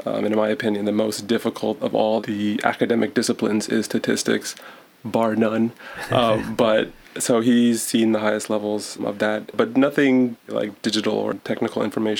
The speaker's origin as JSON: {"language": "English", "town": "Decatur", "region": "Georgia", "country": "United States", "tie": "born or raised there", "moved": "as an adult", "lives_now": "Gainesville, United States", "said": "I'm born and raised in Atlanta. Decatur to be exact, but they're the same thing basically."}